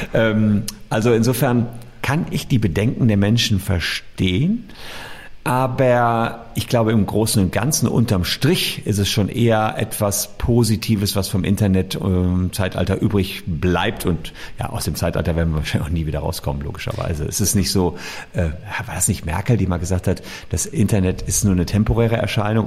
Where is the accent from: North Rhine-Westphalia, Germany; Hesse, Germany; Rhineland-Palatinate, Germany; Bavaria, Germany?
North Rhine-Westphalia, Germany; Gevelsberg; Mein Vater war irgendwie 20 Jahre Bürgermeister meiner Heimatstadt Gefelsberg. Das ist so bei Ennepetal, Wuppertal rum.